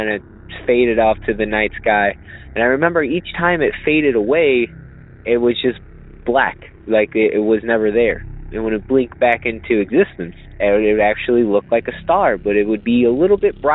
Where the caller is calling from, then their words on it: Illinois, United States; I'm actually calling from Illinois